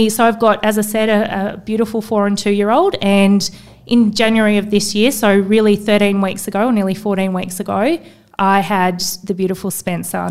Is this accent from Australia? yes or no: yes; Tasmania, Australia; now in Sydney, Australia; growing up in Tassie